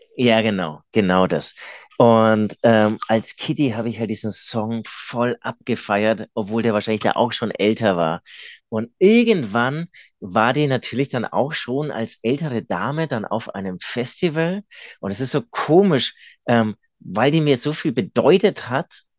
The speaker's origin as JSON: {"language": "German", "town": "Munich", "region": "Bavaria", "country": "Germany", "said": "ich komme ja aus München"}